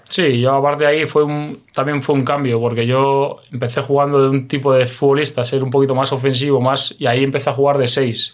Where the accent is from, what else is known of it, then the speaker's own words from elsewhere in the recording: Alcalá de Henares, Community of Madrid, Spain; moved away as an adult; also born or lived in Romania / Moldova / Israel / India; yo soy de Alcalá de Henares